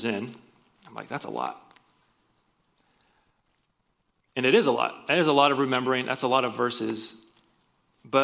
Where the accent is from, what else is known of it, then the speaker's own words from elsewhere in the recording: Iowa, United States; moved away; I'm from Iowa, so whenever I go back there, which is not often